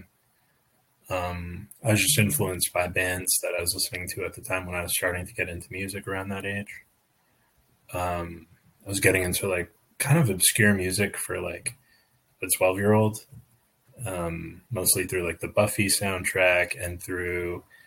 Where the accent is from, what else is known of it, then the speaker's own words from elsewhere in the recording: New York, United States; moved away as an adult; also born or lived in Oregon; I grew up in New York, but I spent a couple of, not even 2 years in Oregon